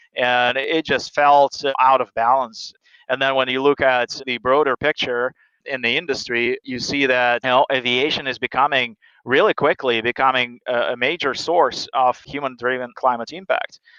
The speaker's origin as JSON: {"language": "English", "region": "Siberia", "country": "Russia", "tie": "born or raised there", "moved": "as an adult", "lives_now": "United States", "said": "I, I grew up in Siberia."}